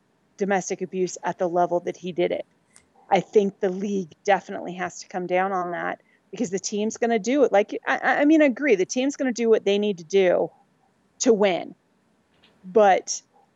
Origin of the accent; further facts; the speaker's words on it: Southern California, United States; I grew up in Southern California